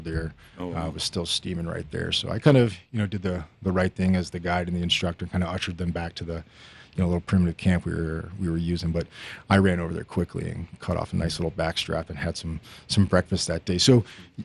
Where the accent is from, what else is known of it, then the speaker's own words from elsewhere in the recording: Highlands Ranch, Colorado, United States; I grew up in Highlands Ranch, not too far from here, but when Highlands Ranch was about, you know, 50 homes.